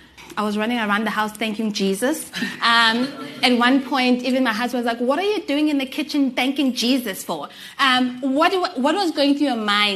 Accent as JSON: {"language": "English", "town": "Gqeberha", "region": "Eastern Cape", "country": "South Africa", "said": "I'm from the Eastern Cape in Gqeberha"}